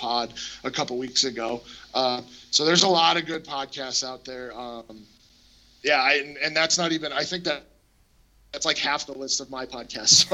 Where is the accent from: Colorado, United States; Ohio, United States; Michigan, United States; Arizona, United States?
Colorado, United States; I grew up in Colorado